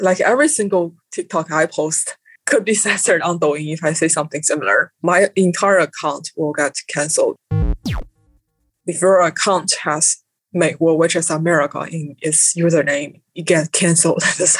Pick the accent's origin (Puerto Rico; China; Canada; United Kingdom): China; moved away as an adult; now in New York City, United States; my experience growing up in China for 18 years.